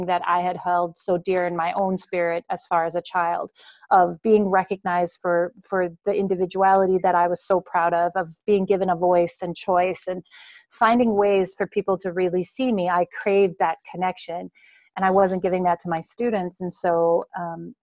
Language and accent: English; Denmark; moved away as an adult; now in Wisconsin, United States; I was born and raised in Denmark